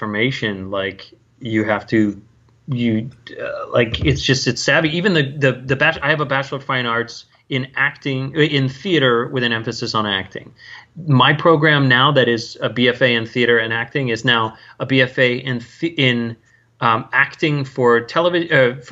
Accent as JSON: {"language": "English", "region": "Northern California", "country": "United States", "moved": "yes", "lives_now": "Edgewater, United States", "said": "I was from Northern California, so but I had family that were actors"}